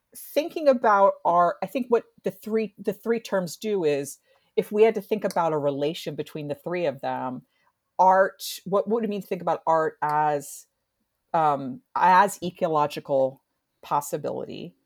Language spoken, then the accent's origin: English; New Jersey, United States; I'm from New Jersey